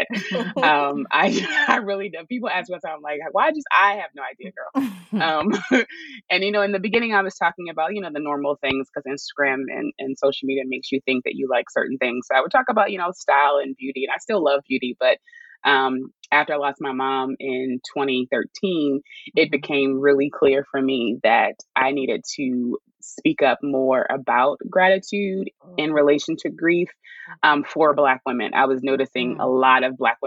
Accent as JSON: {"language": "English", "town": "Chestertown", "region": "Maryland", "country": "United States", "moved": "as an adult", "lives_now": "Baltimore, United States", "said": "I'm from a small town in Maryland called Chestertown, but I claim Baltimore because nobody knows where Chestertown is"}